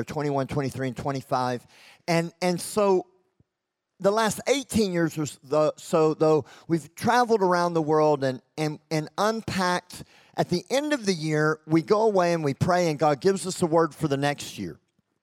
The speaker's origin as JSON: {"language": "English", "region": "Texas", "country": "United States", "also_born_or_lived": "Lincoln, England", "accent": "Texan", "said": "I'm from Texas, and I'm loud, and I'm over the top, and I did live in England for 2 years"}